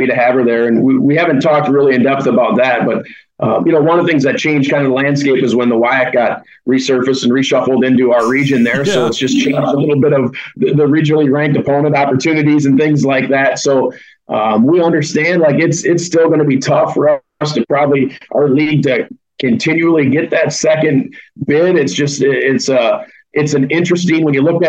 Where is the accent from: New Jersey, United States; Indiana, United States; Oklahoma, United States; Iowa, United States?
Iowa, United States; Bellevue; I grew up in Bellevue, about 20 miles south of Dubuque.